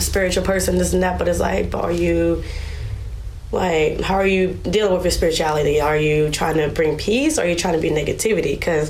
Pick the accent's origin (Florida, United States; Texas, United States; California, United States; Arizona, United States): California, United States; Vallejo; Vallejo, California